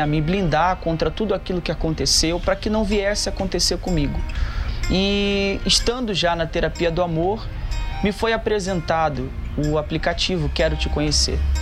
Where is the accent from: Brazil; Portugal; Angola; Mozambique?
Brazil; Rio de Janeiro; now in São Paulo, Brazil; sou natural do Rio de Janeiro e atualmente estou aqui em São Paulo